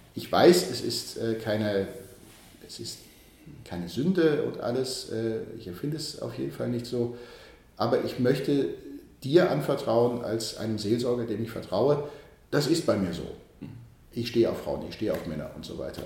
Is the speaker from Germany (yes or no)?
yes; Archdiocese of Cologne, North Rhine-Westphalia, Germany; moved away as an adult; also born or lived in Bonn; now in Vienna, Austria; ich werde wieder zurückgehen in die Diözese Köln, in meine Heimat, ins Rheinland